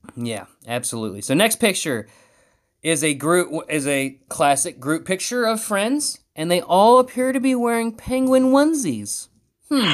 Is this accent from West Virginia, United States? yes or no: yes; West Virginia, United States; I'm from West Virginia.